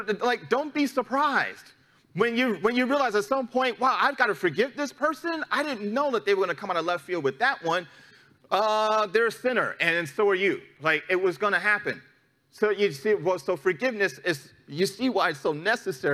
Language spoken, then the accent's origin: English; New York City, New York, United States; moved away; my hometown, back in New York City, is a very litigious city